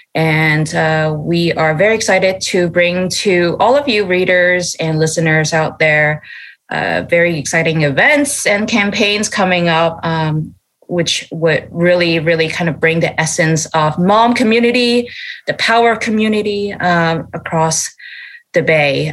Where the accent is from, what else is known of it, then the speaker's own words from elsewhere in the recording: Canada; moved away as an adult; also born or lived in Asia; now in San Francisco, United States; I grew up in in Canada